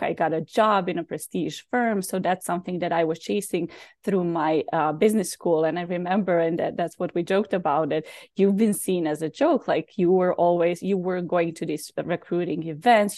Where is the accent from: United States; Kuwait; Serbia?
Serbia; Belgrade; moved away; also born or lived in Bosnia; I was born in Bosnia, so there was a war, and then we moved to Serbia